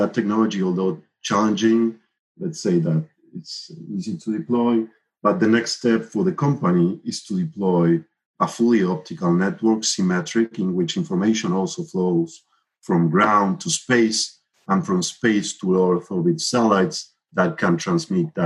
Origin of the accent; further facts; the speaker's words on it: Argentina; moved away as an adult; now in Miami, United States; I'm originally from Argentina, where I developed the ARSAT-1 and ARSAT-2 satellites.